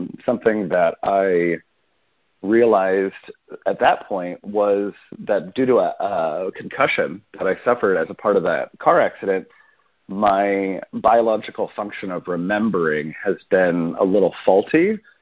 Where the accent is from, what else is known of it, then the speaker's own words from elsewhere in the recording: Arizona, United States; I grew up in Arizona and in a bit of a conservative environment